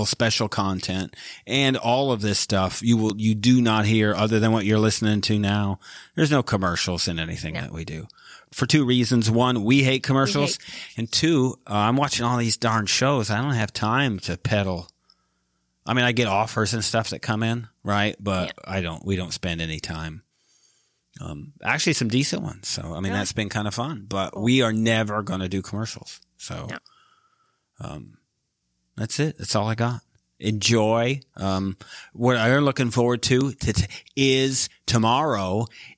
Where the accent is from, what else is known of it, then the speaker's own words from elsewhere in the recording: Michigan, United States; also born or lived in Midwest; now in Dallas, United States; I am from Michigan, and we live in Dallas